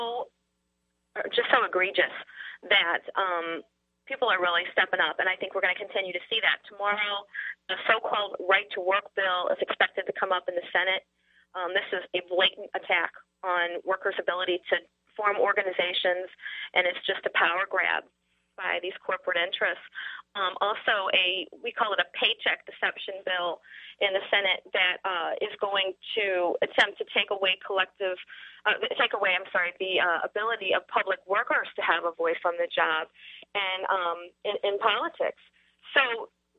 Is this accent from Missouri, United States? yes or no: yes; St. Louis, Missouri, United States; I grew up in St. Louis, and every morning at the breakfast table, I read the St. Louis Post-Dispatch